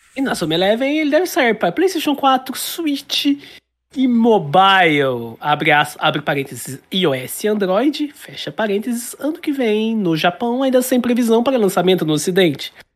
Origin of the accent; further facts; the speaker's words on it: Brazil; eu sou brasileiro